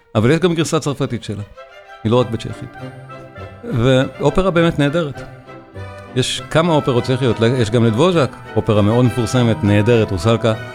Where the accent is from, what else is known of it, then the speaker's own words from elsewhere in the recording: Israel; אנחנו יודעים אותו כישראלים